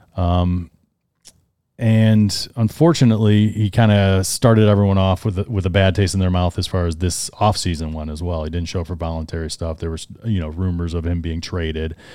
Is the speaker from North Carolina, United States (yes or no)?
no; Cleveland, Ohio, United States; we're, we're from Cleveland, so we're Browns fans here